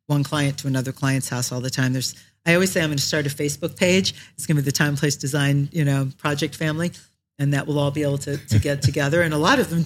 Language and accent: English; Shark River Hills, New Jersey, United States; also born or lived in Paterson, New Jersey / Florida; born in Paterson, New Jersey and raised in Shark River Hills.